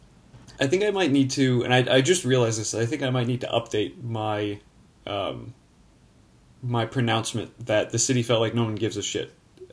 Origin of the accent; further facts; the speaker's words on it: just outside of New Orleans, Louisiana, United States; I was born and raised like just outside of New Orleans.